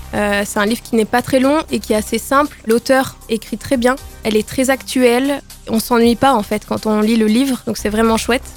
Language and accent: French; Nord, Hauts-de-France, France; now in Grenoble, France; Je suis née dans le Nord. Je suis une ch'ti